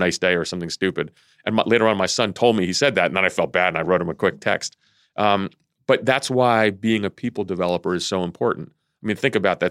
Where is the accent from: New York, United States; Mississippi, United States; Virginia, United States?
Virginia, United States; Vienna; also born or lived in Athens, Greece; Vienna, Virginia, my hometown.